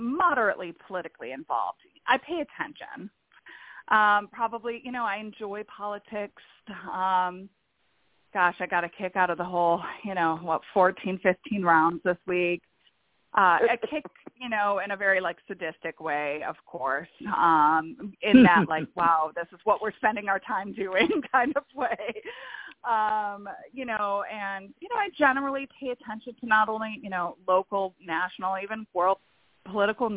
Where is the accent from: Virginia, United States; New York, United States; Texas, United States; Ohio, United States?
New York, United States; Buffalo; moved away as an adult; also born or lived in Florida; I am originally from Buffalo, New York, and I ended up in Florida for work